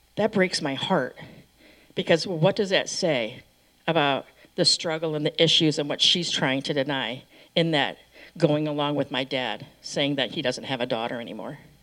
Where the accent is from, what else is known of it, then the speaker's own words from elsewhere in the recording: Michigan, United States; I grew up in Michigan